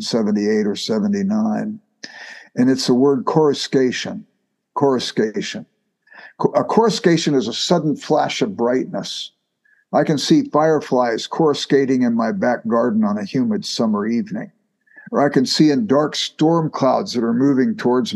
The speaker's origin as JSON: {"language": "English", "region": "Southern California", "country": "United States", "tie": "born or raised there", "moved": "yes", "lives_now": "Midwest, United States", "said": "I grew up in Southern California"}